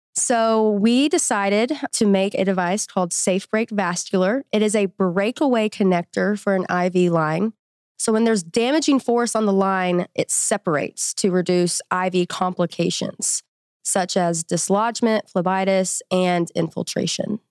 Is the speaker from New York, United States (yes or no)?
no; Memphis, Tennessee, United States; moved away as an adult; now in Fayetteville, United States; I'm from Memphis, Tennessee. I came here for college at University of Arkansas